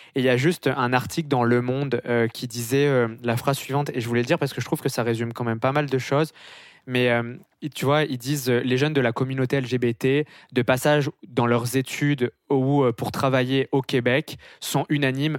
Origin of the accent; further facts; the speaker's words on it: France; moved away as an adult; now in Montreal, Canada; en France on n'est pas très très bon euh, en anglais. Euh, c'est pour ça qu'on essaye de prononcer aucun mot anglais pour pas qu'on se foute de notre accent